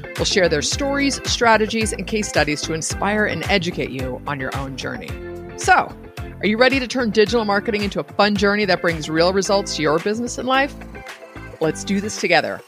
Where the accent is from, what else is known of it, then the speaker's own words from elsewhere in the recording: East Bay, California, United States; I grew up in the East Bay